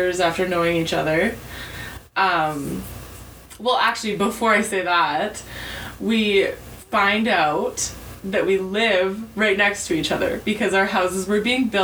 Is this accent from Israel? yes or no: no; Kamloops, British Columbia, Canada; born or raised there; also born or lived in New Westminster, British Columbia / Port Coquitlam, British Columbia